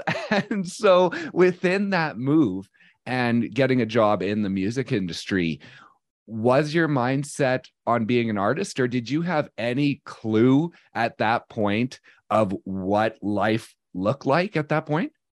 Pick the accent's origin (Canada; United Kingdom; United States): Canada; I am a Canadian of, bor-, raised in the nineties and early two thousands